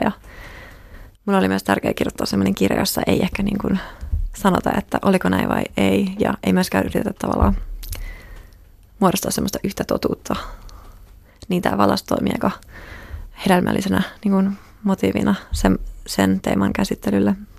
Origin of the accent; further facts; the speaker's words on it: Finland; olen kasvanut Suomessa